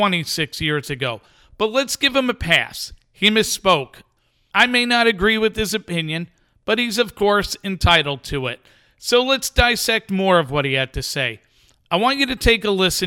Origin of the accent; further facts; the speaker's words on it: New York, United States; As someone who listened to WFAN as a teenager when it first came on the scene and was super excited to have a sports radio station broadcasting in my hometown